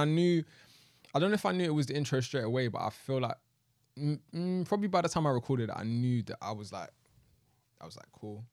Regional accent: United Kingdom; we're both from Southwest

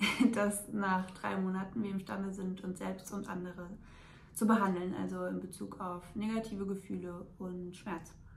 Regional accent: a small village near Frankfurt, Hesse, Germany; komme hier aus Frankfurt in der Nähe, aus einem kleinen Dorf.

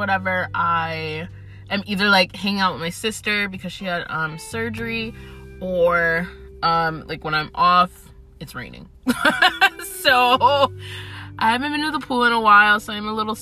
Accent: Atlanta, Georgia, United States; I am essentially from Atlanta. I live in Atlanta.

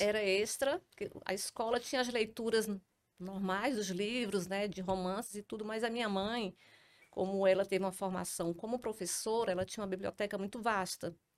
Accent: Trairi, Ceará, Brazil; now in Fortaleza, Brazil; tudo começou em 1978, com a minha vinda do Trairi para Fortaleza.

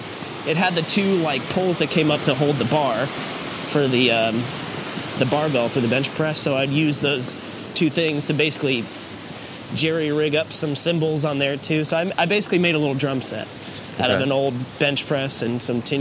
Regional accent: Alpharetta, Georgia, United States; I grew up in Alpharetta

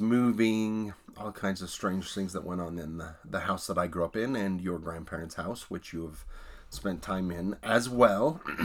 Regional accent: Hyrum, Utah, United States; the home I grew up in was in Hiram

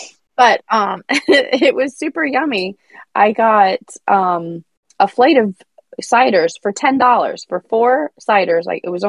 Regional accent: Canada; I am Canadian.

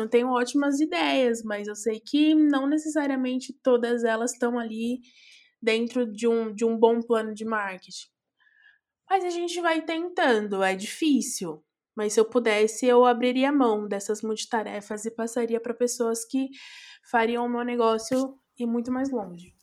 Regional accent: São Paulo, Brazil; also born or lived in Belém, São Paulo; Saudade de Itaquera, minha coab

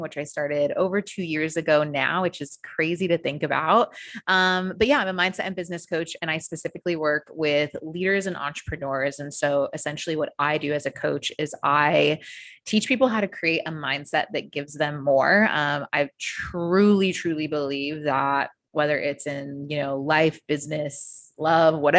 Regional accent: United States; moved away as an adult; now in Australia; So I am originally from the US. You can probably tell from my accent.

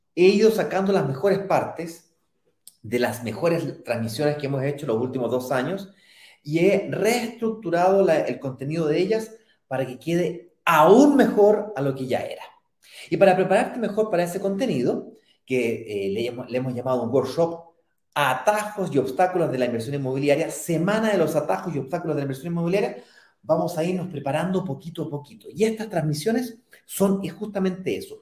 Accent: Santiago, Santiago Metropolitan Region, Chile; Yo soy primera generación de, em, de primos que nació en Santiago y me crié en Santiago

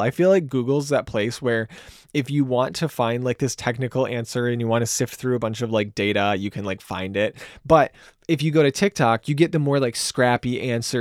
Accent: Grand Rapids, Michigan, United States; I'm from Grand Rapids, Michigan.

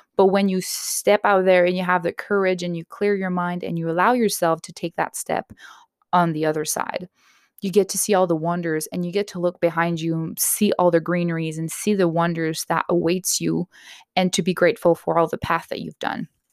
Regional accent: Canada; I'm Canadian myself

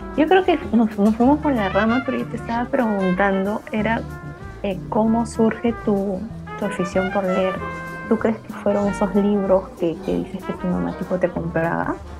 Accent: Huancayo, Junín, Peru; tú y yo somos de Huancayo

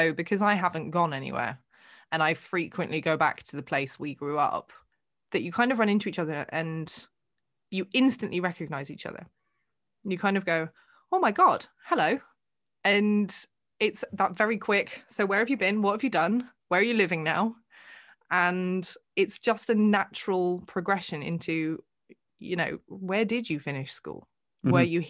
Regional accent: England, United Kingdom; If you ask anybody who knows me, I am English.

